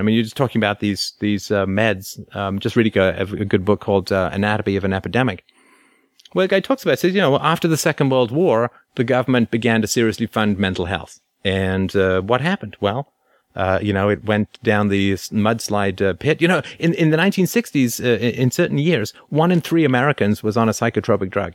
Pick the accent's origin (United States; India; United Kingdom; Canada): United Kingdom; England; I grew up in in England in the 1970s